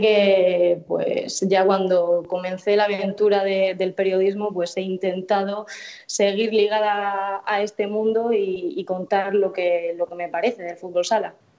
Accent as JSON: {"language": "Spanish", "area": "Murcia area", "region": "Region of Murcia", "country": "Spain", "tie": "born or raised there", "said": "organizaba campeonatos de fútbol sala en mi pueblo"}